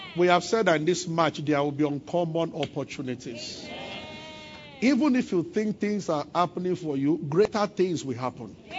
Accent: Abuja, Federal Capital Territory, Nigeria; when I was growing up, I grew up in Abuja.

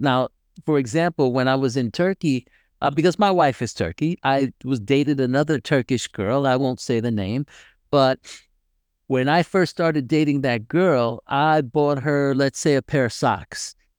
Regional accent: United States; being an American, I mean, and they actually know, although I speak Spanish, they do know that I am not from there because my accent is totally different

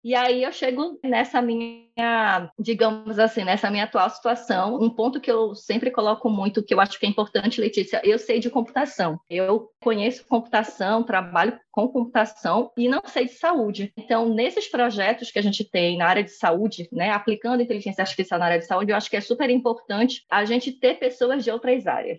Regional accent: Belém, Pará, Brazil; moved away as an adult; now in Recife, Brazil; eu saí de Belém e vim morar em Recife

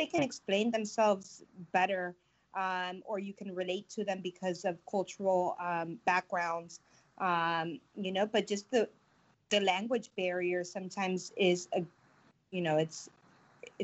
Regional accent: Miami, Florida, United States; now in Tampa, United States; I'm originally from Miami, but I come from a Spanish background. My dad is Cuban and my mom is Puerto Rican

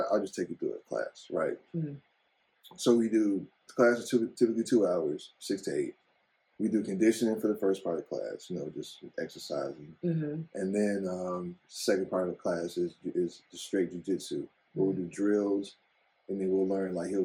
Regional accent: Chicago, Illinois, United States; for us as Black kids growing up on the South Side

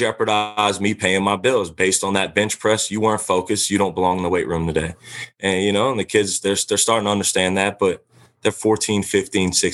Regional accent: Louisiana, United States; I'm from Louisiana

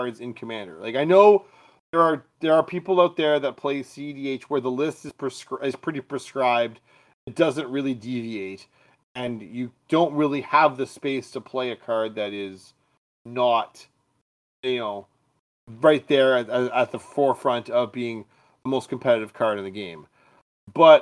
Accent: Canada

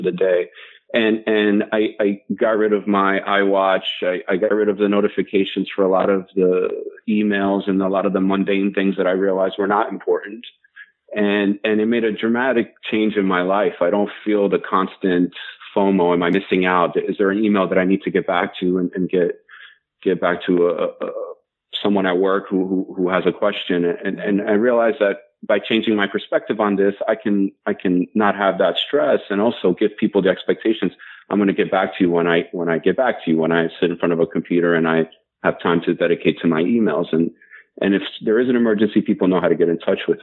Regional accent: New York, United States; moved away as an adult; now in Baltimore, United States; I'm born and raised in New York and have migrated down to Maryland and been here for 6 years

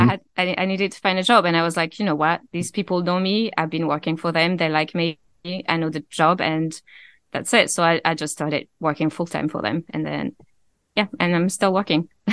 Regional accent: Avignon, Provence-Alpes-Côte d'Azur, France; accent: mixture of Scottish and French; English is a second language; moved away as an adult; now in Scotland; I grew up in a city called Avignon, which is in the southeast.

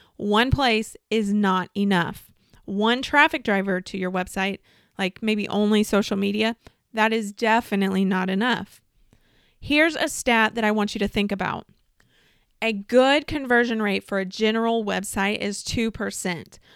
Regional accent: Southern Illinois, United States; in my hometown in Southern Illinois

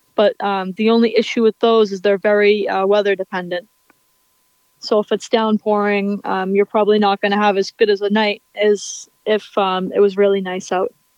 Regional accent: Weymouth, Massachusetts, United States; my hometown in Weymouth, Massachusetts

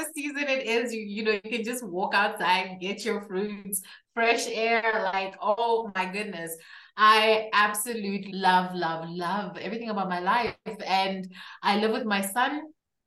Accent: Zambia; also born or lived in Kabwe, Zambia; I am from Zambia, which is a country in Southern Central Africa.

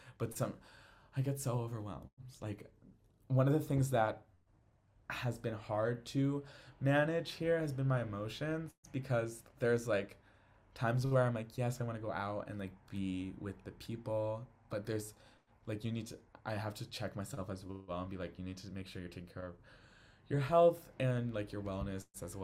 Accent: Connecticut, United States; moved away as an adult; now in London, United Kingdom; we're all from Connecticut. Like pretty much all of us are from Connecticut

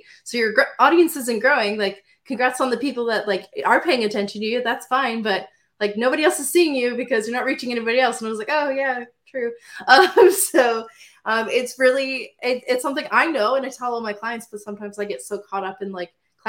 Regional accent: Windsor, Ontario, Canada; I am from Windsor, Ontario.

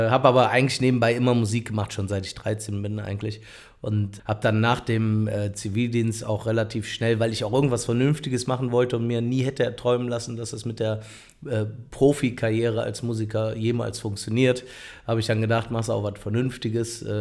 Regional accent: Cologne, North Rhine-Westphalia, Germany; Ach, ich komme aus Ehrefeld. Also ich bin ja dieses Jahr 40 Jahre alt geworden.

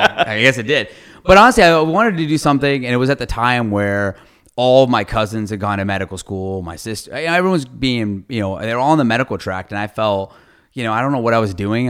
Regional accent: Ohio, United States; moved away as an adult; also born or lived in Fort Worth, Texas / Iowa; now in San Antonio, United States; I grew up in Ohio my whole life. So, I grew up in Ohio, went to Ohio State

